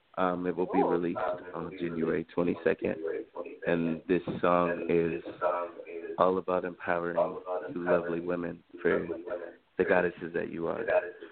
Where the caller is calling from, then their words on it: Seaford, Delaware, United States; I'm actually calling from Seaford, Delaware.